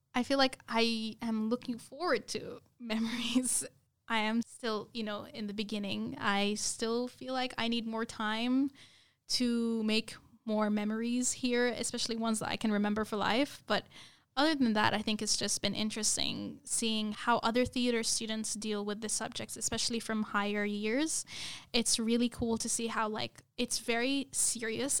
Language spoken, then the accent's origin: English; United Arab Emirates; moved away as an adult; also born or lived in Lebanon; now in Australia; i basically lived in united arab emirates all my life which is very very different from australia and I was actually born there.